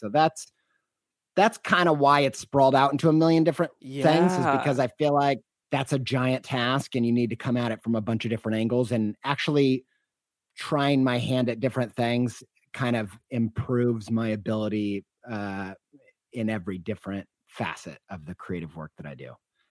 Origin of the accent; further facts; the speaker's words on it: Indiana, United States; also born or lived in Western New York; I grew up in Southern Indiana, but we moved around a lot. So I don't really have a place that feels like home.